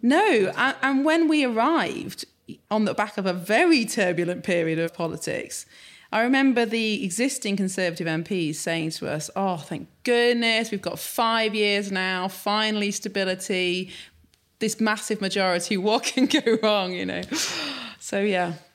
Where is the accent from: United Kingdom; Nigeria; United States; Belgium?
United Kingdom; Sheffield, Yorkshire and the Humber; I grew up in Sheffield, but very much urban.